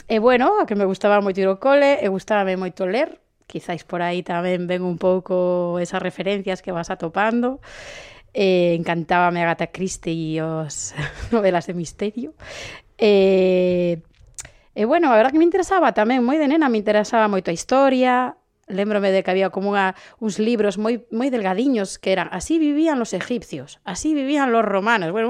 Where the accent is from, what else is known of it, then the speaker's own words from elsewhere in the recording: A Coruña, Galicia, Spain; eu crecín en Travesía de Vigo, eh, é dicir, que tive unha infancia rodeada de coches